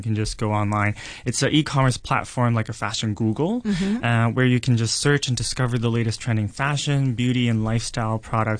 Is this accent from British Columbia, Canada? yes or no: yes; Vancouver, British Columbia, Canada; moved away; also born or lived in Hong Kong; Well, I was born in Hong Kong, raised in Vancouver, Canada, and it was my grandma that raised me up in Vancouver herself.